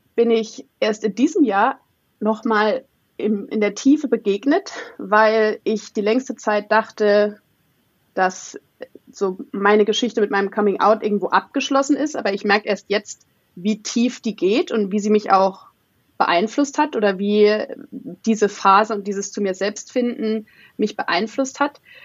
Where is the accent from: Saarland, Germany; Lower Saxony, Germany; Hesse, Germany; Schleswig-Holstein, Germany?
Saarland, Germany; moved away; Ursprünglich aus einem ganz kleinen Dorf, 500 Seelen, äh, in, im schönen Saarland.